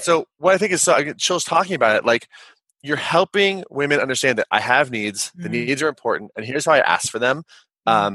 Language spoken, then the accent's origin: English; Kansas, United States; I'm a 6'5" white guy. I'm from Kansas. I grew up in the upper middle class